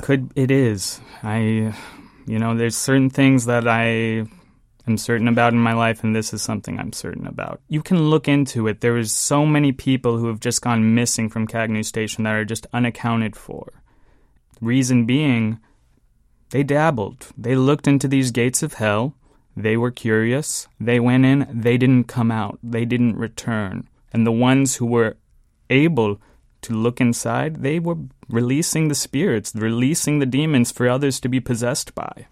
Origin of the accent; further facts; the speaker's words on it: San Diego, California, United States; also born or lived in Cleveland, Ohio; I moved there at a very young age. I might have been three, four years old when, uh, my father and my mother and I relocated to San Diego